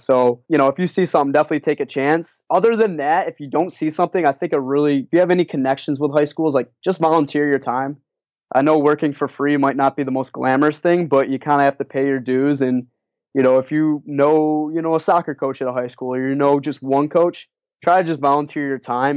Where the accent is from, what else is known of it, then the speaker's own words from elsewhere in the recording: Rochester, New York, United States; also born or lived in Plattsburgh, New York; I grew up in Rochester, which is in Western New York, in between Syracuse and Buffalo.